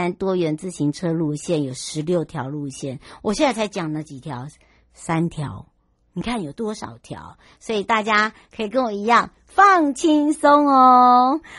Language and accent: Chinese; Yuli, Hualien County, Taiwan; 玉里，我们的家乡，两个板块的交接带